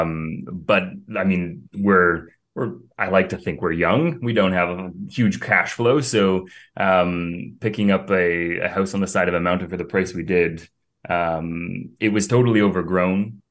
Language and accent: English; Cambridge, Ontario, Canada; moved away as an adult; now in Greece; from a little small town, Cambridge, Ontario